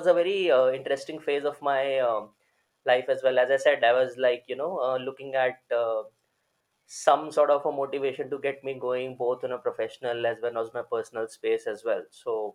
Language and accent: English; Delhi, India; born and brought up in Delhi, and I did my schooling my entire life in Delhi